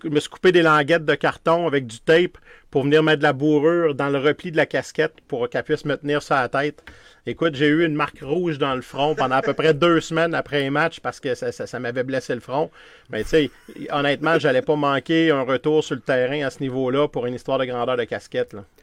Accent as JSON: {"language": "French", "town": "Quebec City", "region": "Quebec", "country": "Canada", "said": "je viens de Québec"}